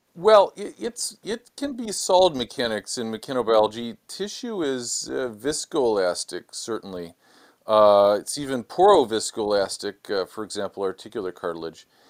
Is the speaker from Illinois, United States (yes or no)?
yes; Chicago, Illinois, United States; moved away as an adult; also born or lived in San Diego, California / Los Angeles, California; now in Washington, D.C., United States; born and raised in Chicago